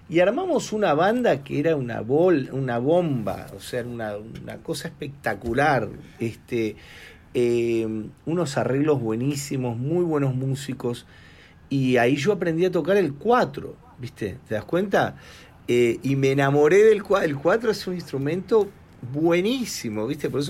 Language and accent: Spanish; Argentina; moved away; yo de chico tuve la oportunidad en Argentina, a los 17 años, de tocar con un gran maestro del tango, el señor Rodolfo Mederos.